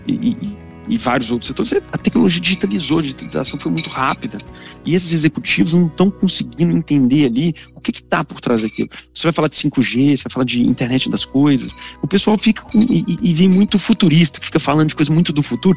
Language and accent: Portuguese; Belo Horizonte, Minas Gerais, Brazil; accent: mineiro; moved away as an adult; also born or lived in London; now in São Paulo, Brazil; Sou de Belo Horizonte, tenho uma família que veio do interior de Minas